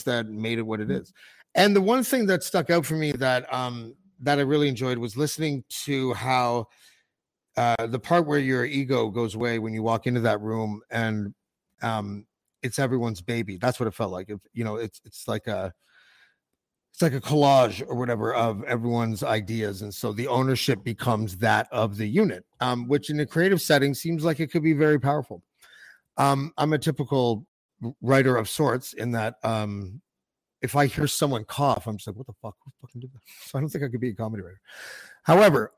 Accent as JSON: {"language": "English", "country": "Canada", "said": "I'm a Canadian"}